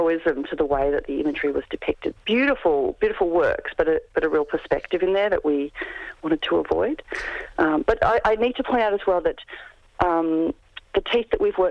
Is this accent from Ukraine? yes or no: no; Albany, Western Australia, Australia; I grew up in Albany, which was a whaling town before I was born.